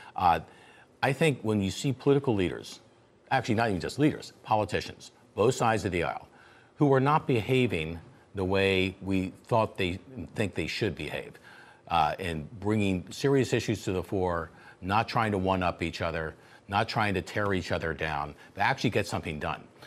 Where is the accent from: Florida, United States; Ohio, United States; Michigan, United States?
Florida, United States; I come from Florida